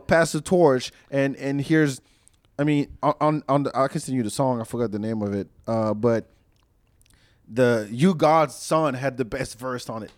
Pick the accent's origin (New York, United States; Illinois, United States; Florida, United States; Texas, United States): Texas, United States; Austin; we pride ourselves as the live music capital of the world